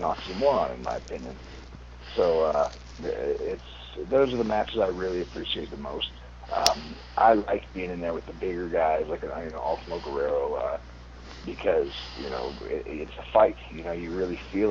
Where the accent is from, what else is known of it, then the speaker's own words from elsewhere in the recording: United States; I'm American